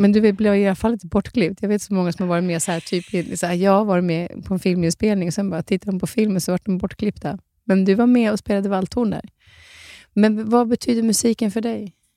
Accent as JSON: {"language": "Swedish", "country": "Norway", "tie": "born or raised there", "moved": "yes", "said": "jag som är från Norge som inte har sett typ mer än Oslo. Jag är född i Norge."}